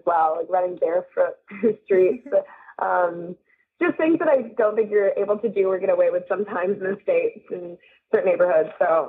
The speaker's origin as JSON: {"language": "English", "country": "India", "tie": "born or raised there", "said": "Yeah, it's so funny. It's because it's what I've known."}